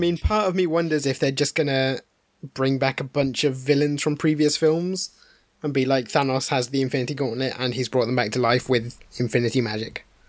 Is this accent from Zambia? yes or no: no; United Kingdom; we're all British